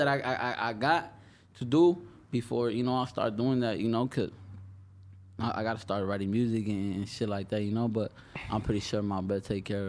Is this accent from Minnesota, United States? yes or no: no; Los Angeles, California, United States; born or raised there